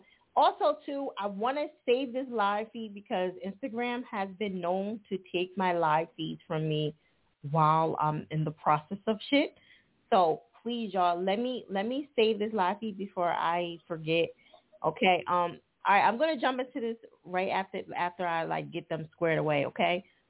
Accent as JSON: {"language": "English", "region": "New Jersey", "country": "United States", "lives_now": "Philadelphia, United States", "said": "I'm from Jersey, but I live in Philly."}